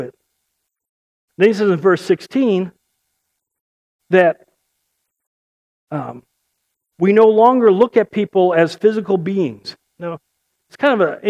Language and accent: English; Chicago, Illinois, United States; I'm from Chicago. I can't speak right